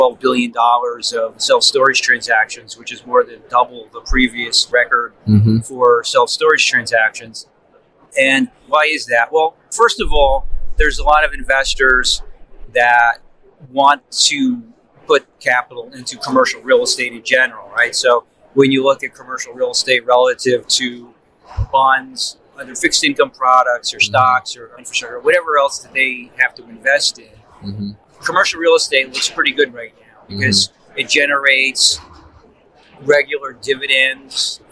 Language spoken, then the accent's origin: English; New Jersey, United States; I'm from New Jersey